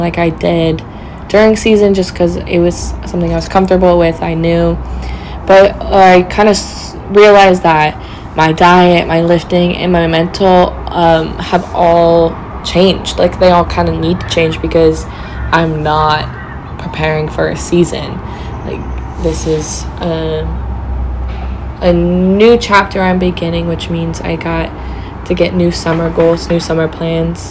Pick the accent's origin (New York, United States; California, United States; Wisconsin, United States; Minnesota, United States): California, United States; moved away as an adult; also born or lived in Humboldt; now in Portland, United States; growing up in California